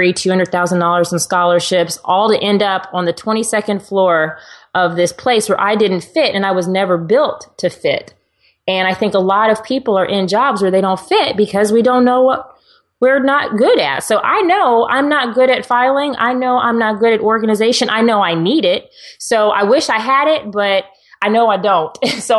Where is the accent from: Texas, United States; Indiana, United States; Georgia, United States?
Texas, United States; And yes, I'm a girl who drives a truck because I'm from Texas.